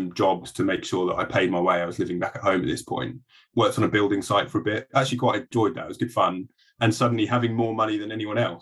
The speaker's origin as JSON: {"language": "English", "area": "Surrey", "region": "South East England", "country": "United Kingdom", "tie": "born or raised there", "also_born_or_lived": "Sheffield / London", "said": "I grew up in Surrey, so I didn't live far from London."}